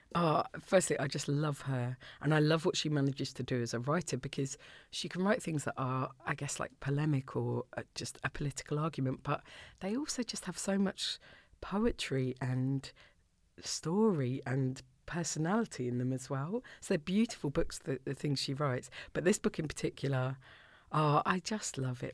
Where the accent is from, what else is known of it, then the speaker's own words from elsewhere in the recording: Orpington, London, United Kingdom; moved away as an adult; now in Scotland, United Kingdom; I grew up in Orpington